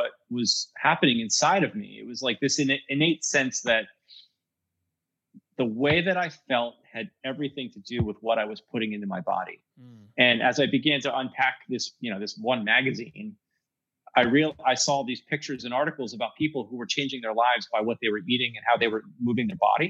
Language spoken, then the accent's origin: English; Pennsylvania, United States; we're from Pennsylvania.